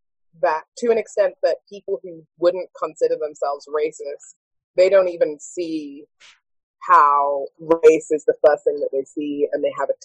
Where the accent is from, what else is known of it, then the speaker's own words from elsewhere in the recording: United Kingdom; Afro-Caribbean. That's what I am. Whereas here, I'm African-American until you hear me speak, and then I'm British.